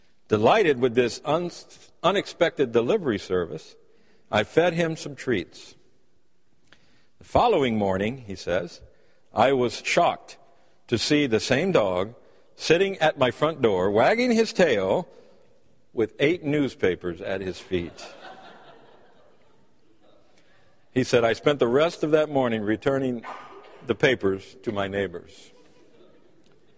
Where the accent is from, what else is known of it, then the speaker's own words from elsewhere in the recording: United States; As American people